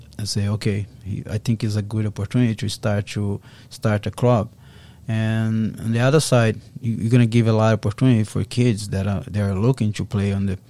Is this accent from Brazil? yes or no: yes; Brazil; now in Boston, United States; Yeah, I'm from Brazil originally. Mm-hmm. I've been here for 24 years.